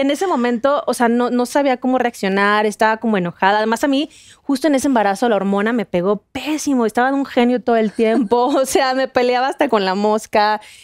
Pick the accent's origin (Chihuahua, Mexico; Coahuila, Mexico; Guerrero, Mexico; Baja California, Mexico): Coahuila, Mexico; Torreón; yo soy de Torreón